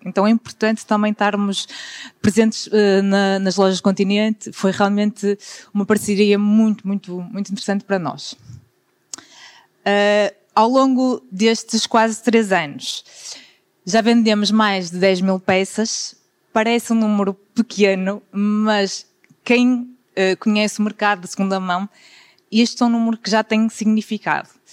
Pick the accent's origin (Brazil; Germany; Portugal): Portugal; Guimarães, Norte; sou de Guimarães